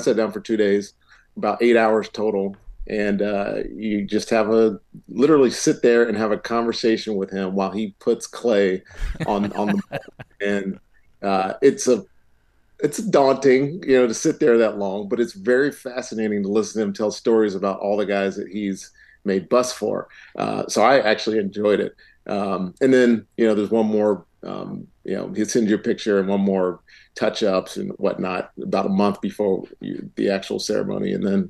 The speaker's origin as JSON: {"language": "English", "town": "Roanoke", "region": "Virginia", "country": "United States", "tie": "born or raised there", "also_born_or_lived": "Charlottesville", "moved": "yes", "said": "my hometown in Roanoke."}